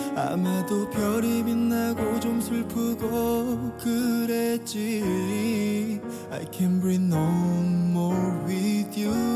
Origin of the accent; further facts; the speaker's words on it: Jeju Island, South Korea; moved away as an adult; now in Seoul, South Korea; 요새 많이들 가시는 제주도에서 왔고요